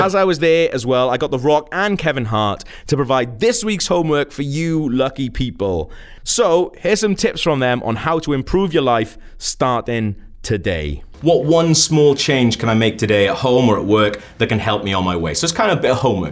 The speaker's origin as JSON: {"language": "English", "region": "Wales", "country": "United Kingdom", "said": "I'm not British. I'm actually Welsh."}